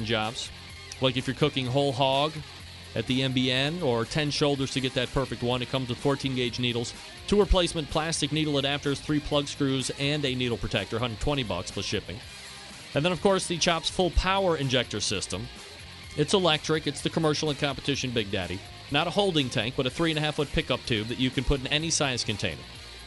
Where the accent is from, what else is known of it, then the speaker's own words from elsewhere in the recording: Cleveland, Ohio, United States; I'm from Cleveland, Ohio